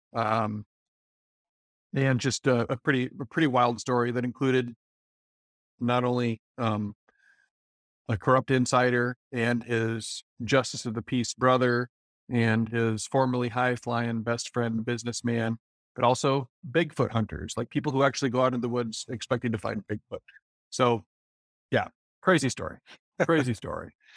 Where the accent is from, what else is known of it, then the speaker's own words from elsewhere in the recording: Decorah, Iowa, United States; growing up in Decorah, up in Northeast Iowa